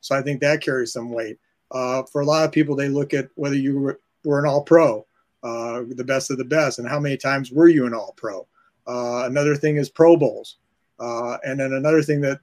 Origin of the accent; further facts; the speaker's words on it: Ohio, United States; I'm from Ohio